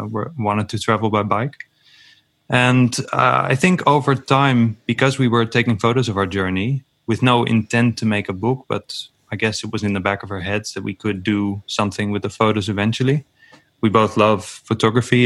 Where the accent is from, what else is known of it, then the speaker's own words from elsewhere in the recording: Netherlands; I'm from the Netherlands